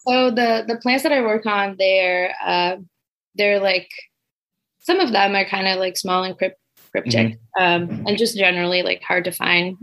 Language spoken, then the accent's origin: English; Brazil; moved away as an adult; now in Michigan, United States; I'm from Brazil